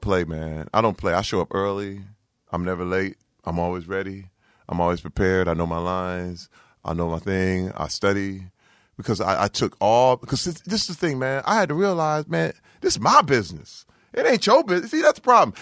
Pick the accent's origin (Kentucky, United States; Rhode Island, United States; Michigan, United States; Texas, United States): Michigan, United States; Flint; moved away; I'm from Flint, Michigan